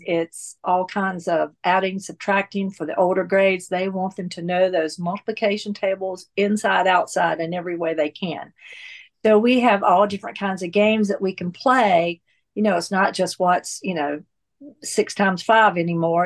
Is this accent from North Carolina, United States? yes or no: yes; North Carolina, United States; moved away as an adult; now in Atlanta, United States; I was born and raised in North Carolina and came to, uh, Atlanta in nineteen eighty-three when my husband and I got married